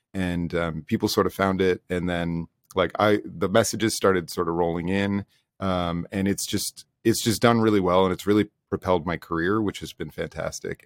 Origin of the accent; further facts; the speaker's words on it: United States; now in Toronto, Canada; I'm from the States